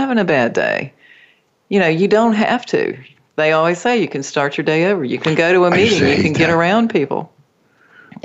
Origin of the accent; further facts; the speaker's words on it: United States; I was born in the United States.